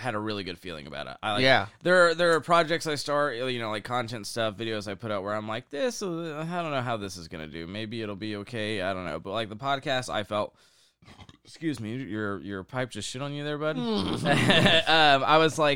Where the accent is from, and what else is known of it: Oklahoma, United States